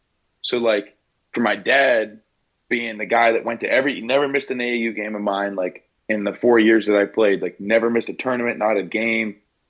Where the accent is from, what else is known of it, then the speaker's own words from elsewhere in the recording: Emporium, Pennsylvania, United States; moved away as an adult; power forward from Emporia, Pennsylvania